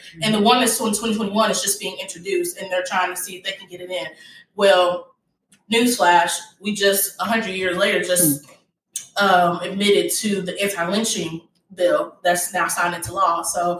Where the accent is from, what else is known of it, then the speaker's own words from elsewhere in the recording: Dallas, Texas, United States; moved away; I am here back in Dallas, Texas. Ooh. I'm here with my friends, my confidants, my group, and I really just didn't want to come back into my hometown